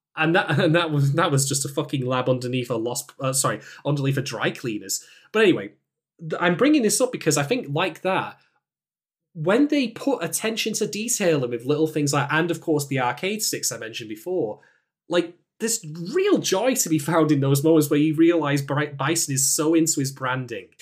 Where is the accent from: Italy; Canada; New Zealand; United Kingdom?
United Kingdom; as a British man